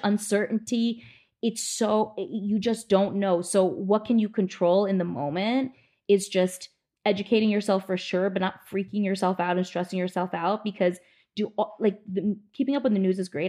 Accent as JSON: {"language": "English", "region": "New Jersey", "country": "United States", "tie": "born or raised there", "also_born_or_lived": "New York City, United States", "moved": "as an adult", "lives_now": "Los Angeles, United States", "said": "I grew up in New Jersey"}